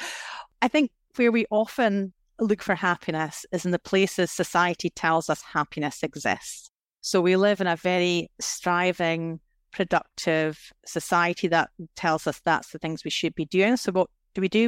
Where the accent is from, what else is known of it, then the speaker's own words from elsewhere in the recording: Scotland, United Kingdom; I was brought up in Scotland in the nineteen eighties